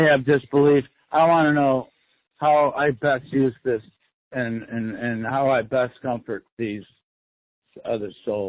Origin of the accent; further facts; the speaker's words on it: Detroit, Michigan, United States; I'm from Detroit. Born and raised.